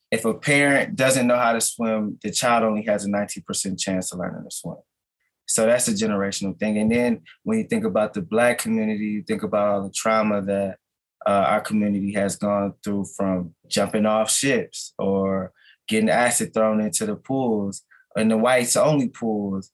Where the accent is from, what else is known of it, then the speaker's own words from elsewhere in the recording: Minneapolis, Minnesota, United States; I was born and raised in North Minneapolis. So I'm a lifelong North Sider.